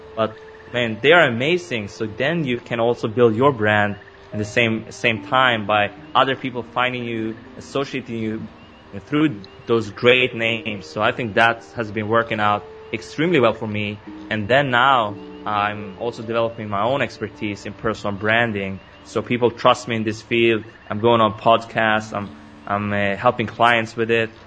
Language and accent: English; Sweden; I was born and raised in Sweden. Now I live in Stockholm.